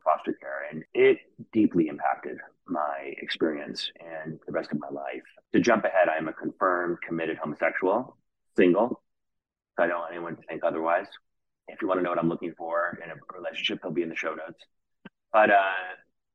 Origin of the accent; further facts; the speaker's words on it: New York City, New York, United States; now in Los Angeles, United States; I grew up in New York City in the late